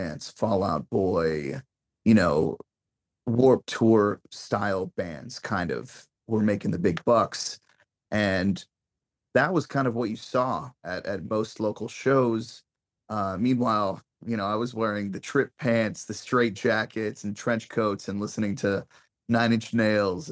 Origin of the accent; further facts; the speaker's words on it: Las Vegas, Nevada, United States; also born or lived in Boston, Massachusetts; I'm originally from Boston, Massachusetts. Grew up in Las Vegas